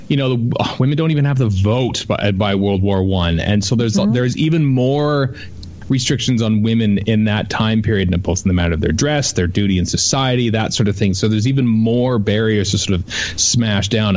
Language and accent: English; Canada; as a Canadian